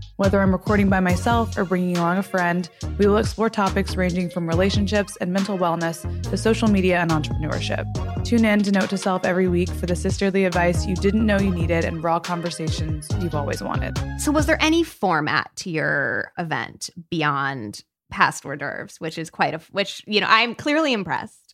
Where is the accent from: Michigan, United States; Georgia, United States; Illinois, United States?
Illinois, United States; Peoria; I grew up in Peoria, Illinois, which mm-hmm. is like the middle of the Midwest